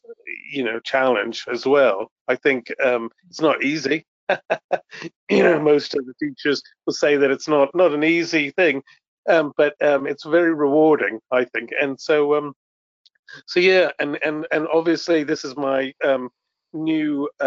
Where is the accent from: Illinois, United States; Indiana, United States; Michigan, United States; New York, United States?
New York, United States; moved away as an adult; also born or lived in California; now in United Kingdom; I'm from the States. I'm from New York originally. I've been in this country for 25 years